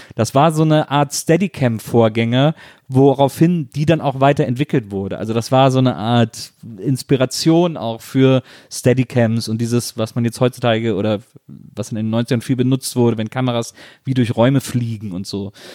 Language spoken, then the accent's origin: German; Wesseling, North Rhine-Westphalia, Germany; als ich als Jugendlicher in Wesseling